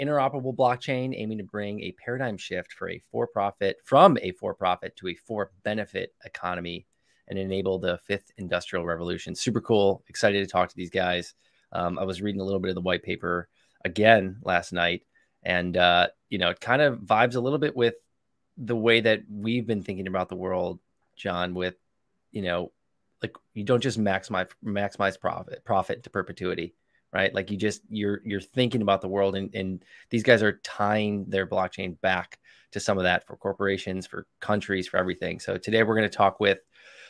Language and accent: English; Chicago, Illinois, United States; I'm from Chicago